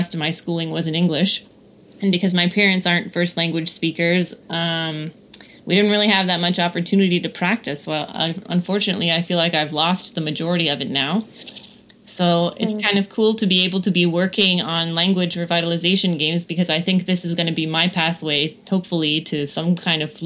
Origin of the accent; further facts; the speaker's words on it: Kanesatake, Quebec, Canada; my childhood growing up in Kanesatake